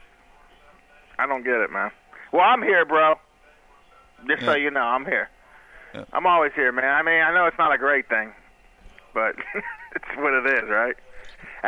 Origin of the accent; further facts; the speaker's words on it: Pittsburgh, Pennsylvania, United States; I'm from Pittsburgh